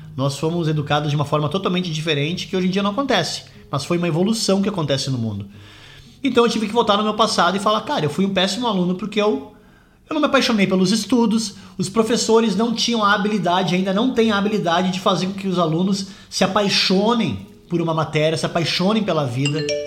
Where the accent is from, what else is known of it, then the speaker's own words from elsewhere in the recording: Brazil; moved away as an adult; also born or lived in London, United Kingdom; now in Scotland, United Kingdom; eu saí do Brasil em 2004, vim morar na Inglaterra, morei em Londres por 11 anos, hoje eu moro na Escócia